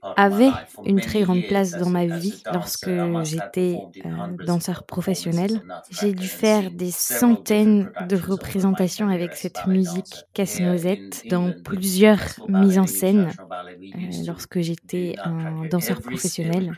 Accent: Sweden; moved away as an adult; also born or lived in Soviet Union (Kyiv); chez moi en Suède, où j'étais.

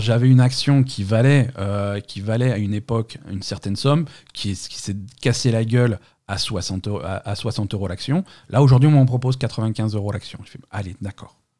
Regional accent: Marseille, Provence-Alpes-Côte d'Azur, France; on est Marseillais

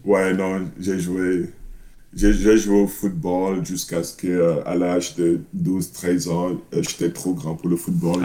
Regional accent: Cameroon; moved away; J'ai grandi au Cameroun, je suis né au Cameroun

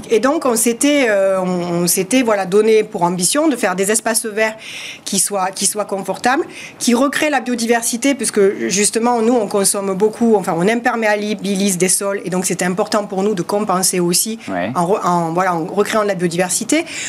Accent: southern France, France; accent: southern French; comme vous l'entendez à mon accent, du sud de la France

